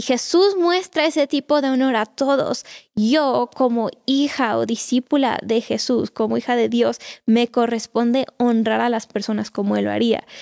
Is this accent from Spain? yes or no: no; Mexico; los mexicanos tenemos una cultura muy cálida